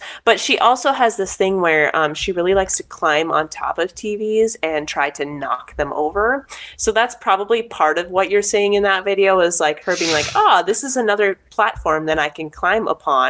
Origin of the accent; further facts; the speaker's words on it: United States; accent: American; also born or lived in Korea; they can hear my American accent come through mm-hmm. the way that I speak Korean